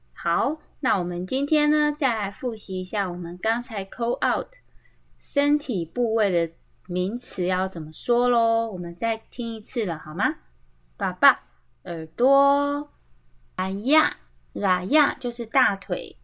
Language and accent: Chinese; Tai'an Township, Miaoli County, Taiwan; 他们是在苗栗滩，像其实就是在我们家旁边，哦，对，我们的老家都在旁边而已哦